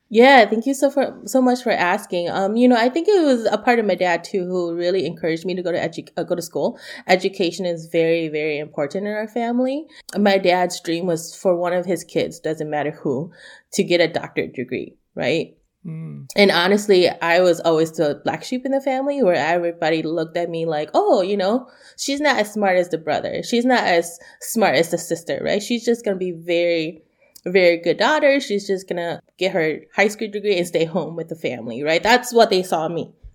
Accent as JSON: {"language": "English", "country": "United States", "said": "I am Hmong American"}